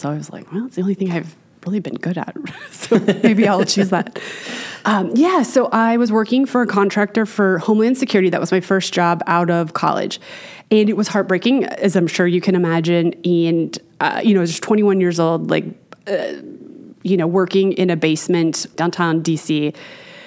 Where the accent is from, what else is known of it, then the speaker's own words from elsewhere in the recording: Manassas, Virginia, United States; moved away as an adult; Born and raised Manassas, Virginia, until I went to college